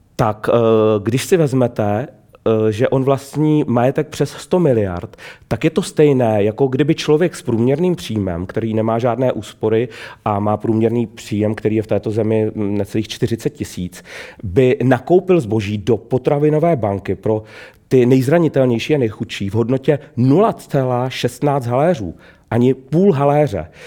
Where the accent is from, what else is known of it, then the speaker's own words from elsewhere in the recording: Trutnov, Hradec Králové Region, Czechia; Já sám pocházím z venkova, z pohraničí